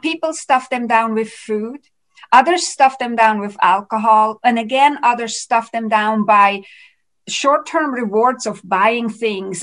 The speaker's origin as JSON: {"language": "English", "country": "Switzerland", "also_born_or_lived": "Vancouver, Canada", "moved": "yes", "lives_now": "Canada", "said": "so I live in Canada, but I'm originally from Switzerland"}